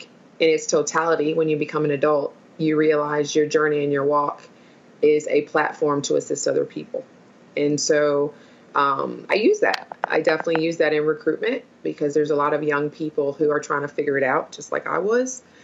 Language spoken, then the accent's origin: English; Milwaukee, Wisconsin, United States; I'm originally from Milwaukee, Wisconsin